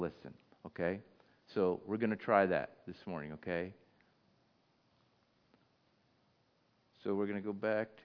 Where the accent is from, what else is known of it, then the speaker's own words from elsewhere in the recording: United States; I'm just American. I'm North American. I'm from the United States of America